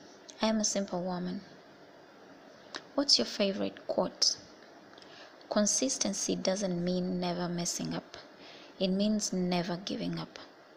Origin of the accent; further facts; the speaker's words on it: Egypt; I come from Egypt.